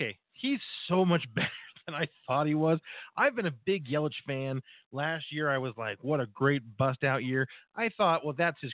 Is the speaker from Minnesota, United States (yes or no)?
no; Reading, Pennsylvania, United States; moved away; We do have a Sizzler up in my hometown in Reading, but I haven't seen one here.